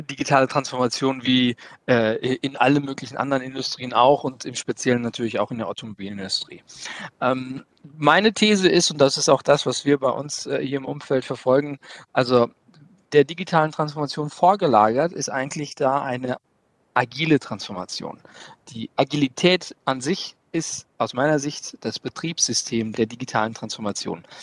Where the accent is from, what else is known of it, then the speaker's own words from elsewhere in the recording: Kassel, Hesse, Germany; Äh, ich komme aus Kassel-Brauxel, habe äh, Wirtschaftsinformatik äh, zusammen mit IBM studiert